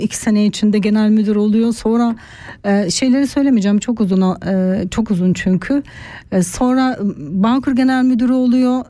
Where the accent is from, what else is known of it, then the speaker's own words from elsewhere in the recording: Turkey; moved away as an adult; now in Switzerland; Ben 30 yaşına kadar Türkiye'de büyüdüm, Türkiye'de yaşadım